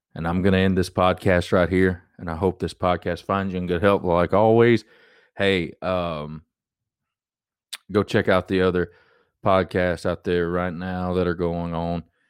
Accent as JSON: {"language": "English", "country": "United States", "said": "as an American, as Americans"}